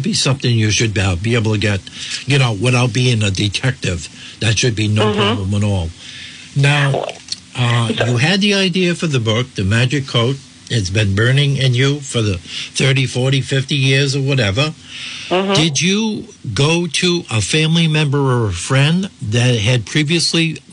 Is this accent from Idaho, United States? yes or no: no; Burrillville, Rhode Island, United States; growing up in Boroughville in the northern part of the state